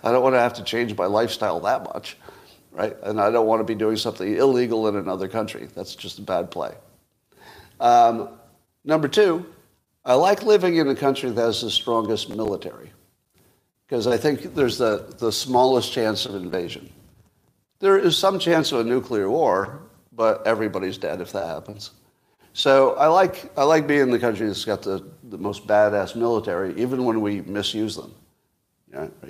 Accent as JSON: {"language": "English", "country": "United States", "said": "I am American above all"}